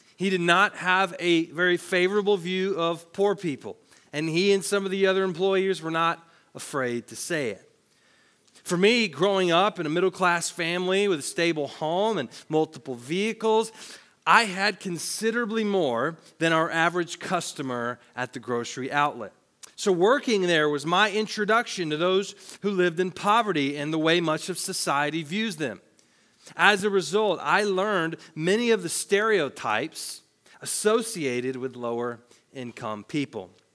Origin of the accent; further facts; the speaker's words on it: Tennessee, United States; I worked at a grocery store in my hometown in Tennessee